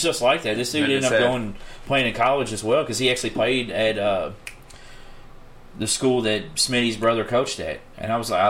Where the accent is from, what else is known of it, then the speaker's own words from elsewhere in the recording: Louisville, Kentucky, United States; I grew up down in Portland